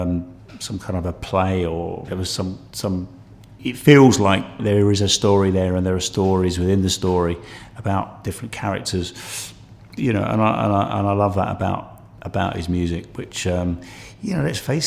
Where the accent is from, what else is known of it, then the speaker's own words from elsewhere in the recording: United Kingdom; coming from the South myself